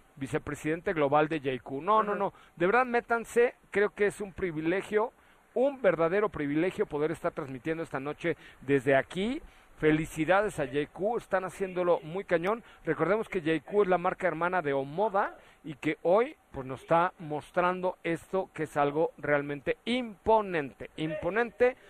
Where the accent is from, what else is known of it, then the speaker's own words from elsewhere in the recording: Mérida, Yucatán, Mexico; Yo dije que venía de Mérida, Yucatán, porque soy yucateco